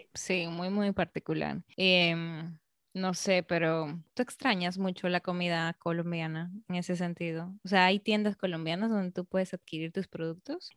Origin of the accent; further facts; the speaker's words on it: Peru; now in Dominican Republic; como peruana